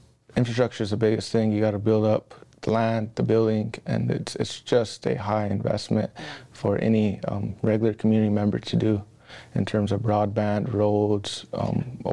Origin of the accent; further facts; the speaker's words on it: Pine Ridge Reservation, South Dakota, United States; I grew up on the Pine Ridge Reservation, bred, born, and raised